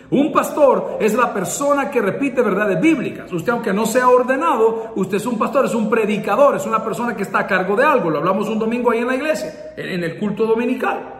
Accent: San Salvador, El Salvador; born there; Soy indio, soy salvadoreño, 100%. Nacimos aquí en San Salvador, en el Hospital Ginecológico, el 22 de enero de 1969, a la 1.05 de la mañana.

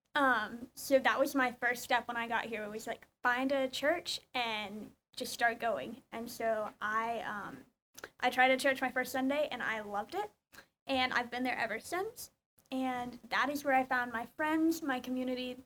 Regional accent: Georgia, United States; moved away as an adult; now in College Station, United States; I'm from Georgia

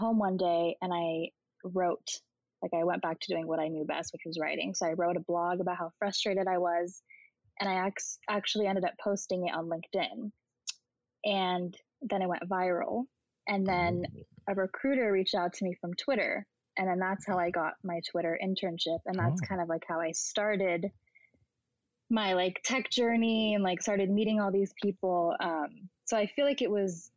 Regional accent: the Bay Area, California, United States; moved away as an adult; now in New York, United States; I was born and raised in the Bay in California.

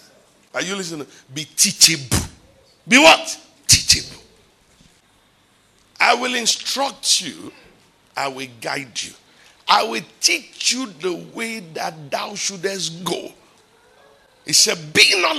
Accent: Ibadan, Oyo, Nigeria; from Ibadan

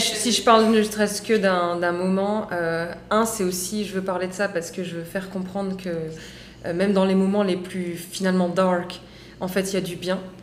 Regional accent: France; je suis née en France, mais je suis d'origine marocaine

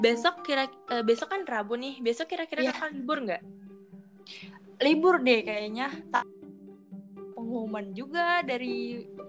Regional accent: Depok, West Java, Indonesia; aku sendiri orang Depok

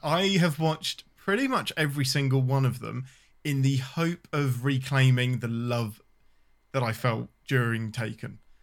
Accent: England, United Kingdom; I'm your Englishman

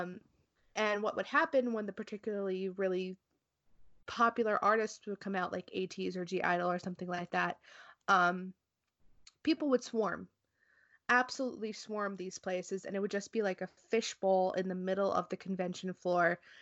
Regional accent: New Jersey, United States; I am from New Jersey

